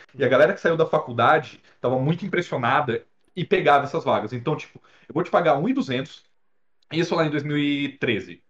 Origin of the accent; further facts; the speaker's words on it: Presidente Prudente, São Paulo, Brazil; now in São Paulo, Brazil; eu sou de Presidente Prudente, é uma cidade a 560 quilômetros mais ou menos daqui de São Paulo